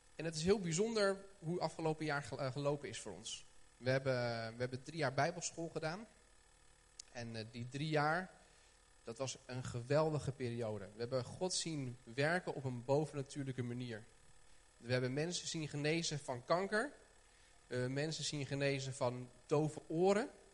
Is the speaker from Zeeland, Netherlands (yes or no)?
no; Haarlem, North Holland, Netherlands; ik kom uit Haarlem.